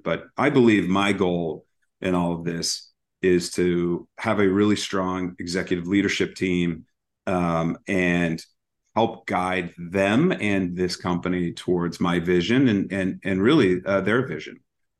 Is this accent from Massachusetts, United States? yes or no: yes; Massachusetts, United States; also born or lived in Chicago / Arizona; So I moved around a lot as a kid. It was you know, all the way back, born in Chicago, moved to Arizona, back to Chicago, landed in Massachusetts, and really have been here ever sinc